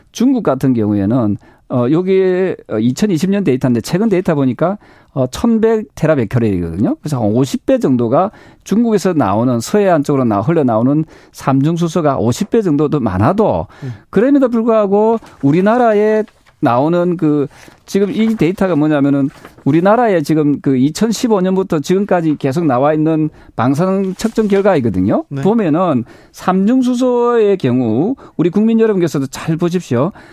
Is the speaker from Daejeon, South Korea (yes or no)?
no; Busan, South Korea; 부산 출신인데도